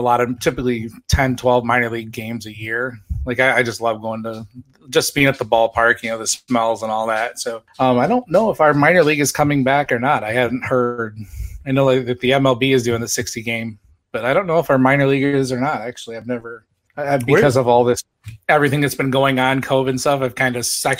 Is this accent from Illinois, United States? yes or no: yes; Chicago, Illinois, United States; I grew up in Chicago